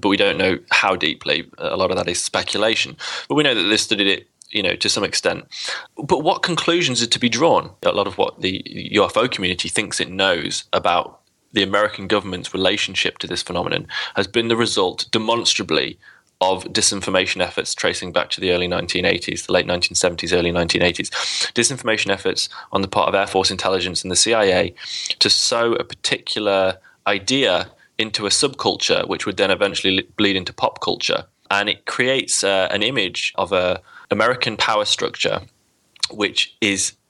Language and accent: English; United Kingdom; despite being British